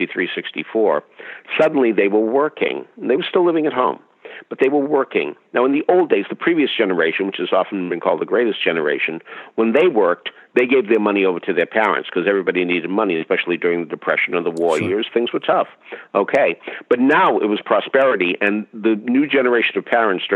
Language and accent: English; Boston, Massachusetts, United States; I'm from Boston, and we had Boston After Dark